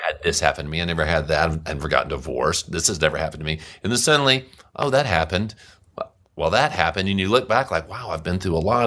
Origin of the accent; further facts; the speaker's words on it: Monroe, Louisiana, United States; I grew up in Monroe, Louisiana